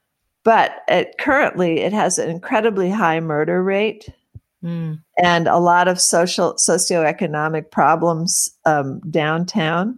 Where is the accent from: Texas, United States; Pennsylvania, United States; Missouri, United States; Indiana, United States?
Missouri, United States; Webster Groves; now in Monterey, United States; I grew up in a small suburb of St. Louis, Missouri, called Webster Groves